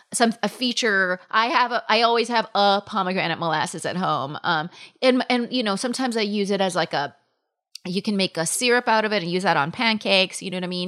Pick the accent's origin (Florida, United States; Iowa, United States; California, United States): California, United States; Palm Springs; now in New York City, United States; I grew up in Palm Springs, California